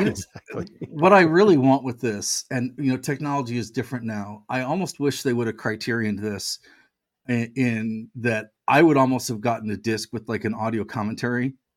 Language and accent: English; United States; I'm American